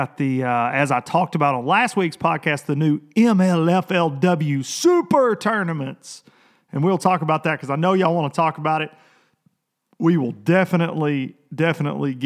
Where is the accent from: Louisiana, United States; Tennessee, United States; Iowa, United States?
Tennessee, United States; Lawrenceburg; also born or lived in Columbia, Tennessee; it's a huge Amish community here where I'm from